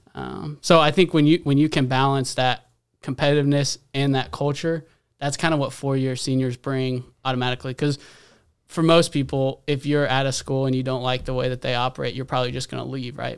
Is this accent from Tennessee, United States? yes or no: no; Fayetteville, Arkansas, United States; moved away; also born or lived in Kansas City; I was born in Arkansas, Fayetteville, Arkansas